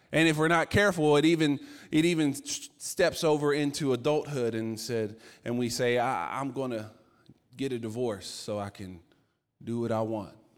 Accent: Virginia, United States; I'm from Virginia

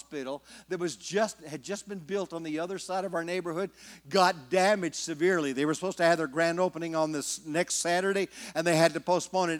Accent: California, United States; now in Oklahoma, United States; I'm from California. My friends never could understand why I moved to Oklahoma

